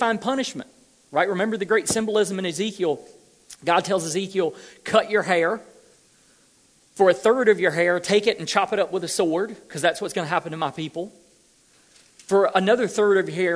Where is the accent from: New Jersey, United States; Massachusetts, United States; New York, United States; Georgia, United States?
Georgia, United States; I'm from Georgia